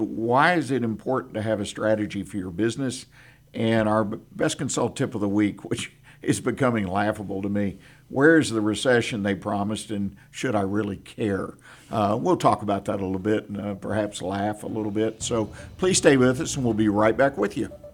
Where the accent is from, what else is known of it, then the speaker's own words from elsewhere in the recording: Houston, Texas, United States; now in Conroe, United States; I grew up in Houston, Harris County